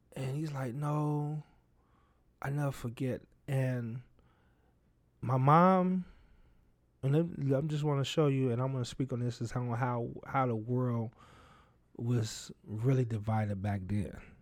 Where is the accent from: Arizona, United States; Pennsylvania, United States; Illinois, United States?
Illinois, United States; Chicago Heights; also born or lived in Richton Park, Illinois; I grew up in Chicago Heights, Illinois